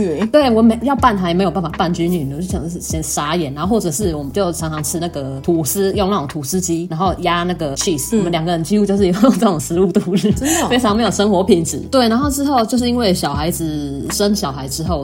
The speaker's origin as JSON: {"language": "Chinese", "region": "southern Taiwan", "country": "Taiwan", "moved": "yes", "said": "我是南部人"}